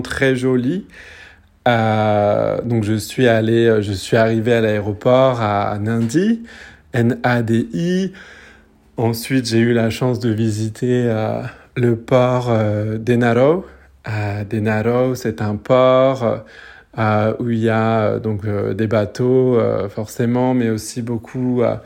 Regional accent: French Polynesia; je suis de Tahiti

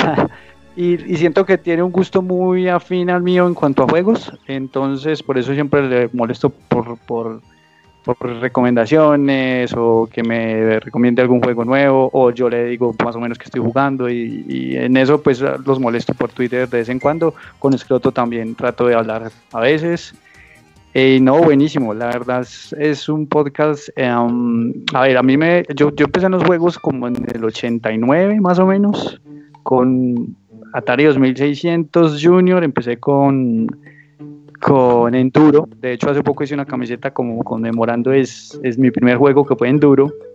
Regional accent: Manizales, Caldas, Colombia; moved away as an adult; now in Medellín, Colombia; yo soy de Manizales, una ciudad cercana a Medellín.

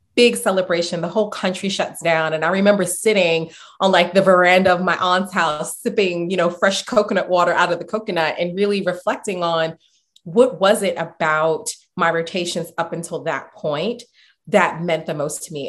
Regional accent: New York City, New York, United States; also born or lived in Boston; growing up in the Bronx, um, growing up in the Marble Hill area, Marble Hill housing projects

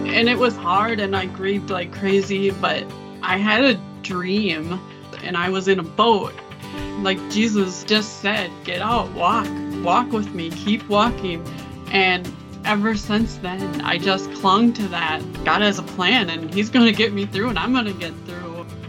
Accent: Saint Paul, Minnesota, United States; also born or lived in Georgia; I live in Saint Paul, Minnesota. I've lived here most of my life

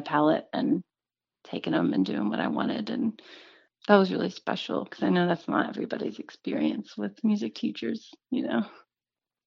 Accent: Central Texas, United States; moved away as an adult; also born or lived in Kerrville, Texas / Austin, Texas; now in Nashville, United States; I'm from the Hill Country area. I grew up in Central Texas in a little town called Kerrville

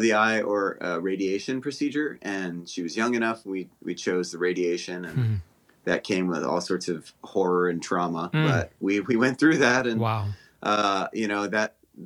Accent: Honolulu, Hawaii, United States; moved away as an adult; also born or lived in Los Angeles, California; now in Alabama, United States; I grew up in Honolulu, Hawaii

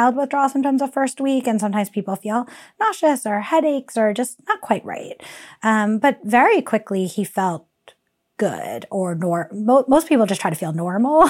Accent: New York City, New York, United States; also born or lived in Long Island, New York; I grew up in New York City in Queens, as well as Long Island, a suburb of New York City

